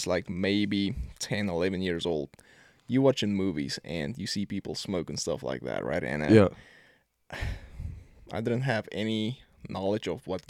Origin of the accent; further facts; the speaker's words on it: Pretoria, Gauteng, South Africa; So born and raised in South Africa, you know, Pretoria. My whole family is still back there.